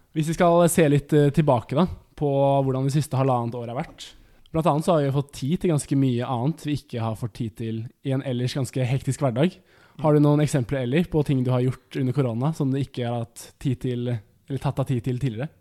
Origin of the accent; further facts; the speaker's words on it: Porsgrunn, Telemark, Norway; moved away; hjemme i Porsgrunn